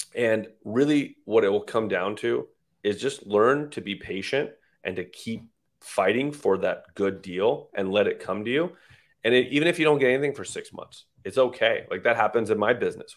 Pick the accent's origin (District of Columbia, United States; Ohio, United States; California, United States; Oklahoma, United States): California, United States; San Jose; moved away as an adult; also born or lived in Iran / Texas / Las Vegas; My father moved here when I was about three or four